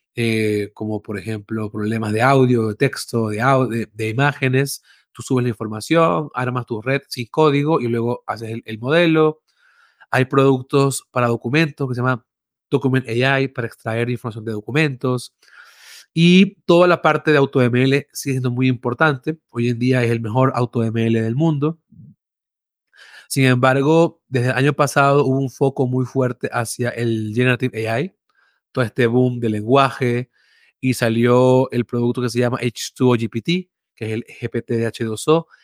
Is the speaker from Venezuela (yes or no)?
yes; Venezuela; moved away as an adult; now in Mexico; soy de Venezuela, primero que nada. Eh, vivo en México hace ocho años.